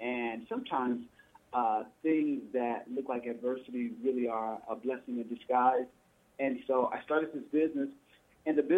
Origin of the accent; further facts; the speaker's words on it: Oakland, California, United States; I grew up in Oakland